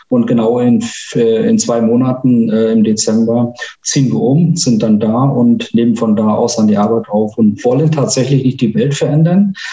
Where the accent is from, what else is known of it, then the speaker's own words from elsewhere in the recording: Dargun, Mecklenburg-Vorpommern, Germany; ich bin in Dagun geboren, gar nicht weit weg von äh, Stralsund. Habe dort auch meine ersten 16, 17 Jahre äh, meines Lebens verbracht.